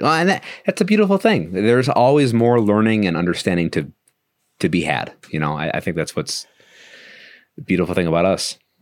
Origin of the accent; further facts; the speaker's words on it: Milwaukee, Wisconsin, United States; moved away as an adult; now in Virginia, United States; I was born and raised in Milwaukee